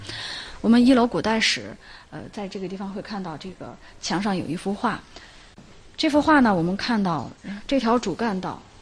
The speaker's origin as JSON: {"language": "Chinese", "town": "Qingdao", "region": "Shandong", "country": "China", "said": "我们青岛人管它叫天后宫。"}